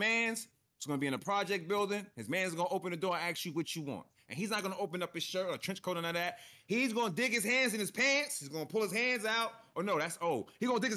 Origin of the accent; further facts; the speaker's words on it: New York City, New York, United States; In New York City, I'm a New Yorker